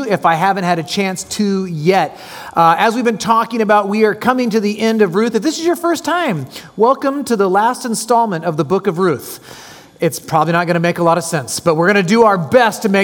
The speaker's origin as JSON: {"language": "English", "town": "San Jose", "region": "California", "country": "United States", "tie": "born or raised there", "also_born_or_lived": "Cupertino, California / Salem, Oregon / Palmdale, California / Seattle, Washington", "moved": "as an adult", "lives_now": "Orange County, United States", "said": "I was born in San Jose, California, lived in a little town called Cupertino that a corporate monster took over, and then I ended up moving to Salem, Oregon. My mom couldn't take the reins, so we moved back to San Jose"}